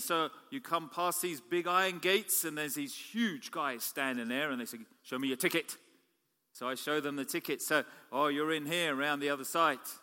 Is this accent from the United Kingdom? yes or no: yes; United Kingdom; also born or lived in Canada; I'm a Canadian citizen as well as British